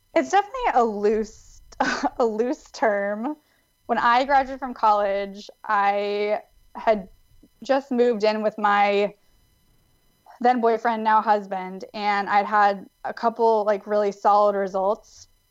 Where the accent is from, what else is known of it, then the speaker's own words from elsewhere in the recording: Davis, California, United States; I'm from Davis, California, um, which is a small university town outside of Sacramento. And it's a really great, safe place to grow up